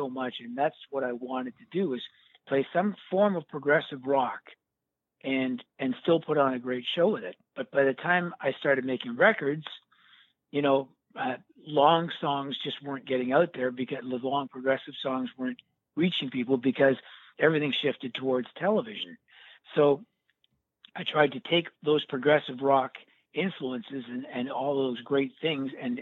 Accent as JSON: {"language": "English", "town": "Scarborough", "region": "Ontario", "country": "Canada", "tie": "born or raised there", "said": "I grew up in Scarborough, Ontario, Canada."}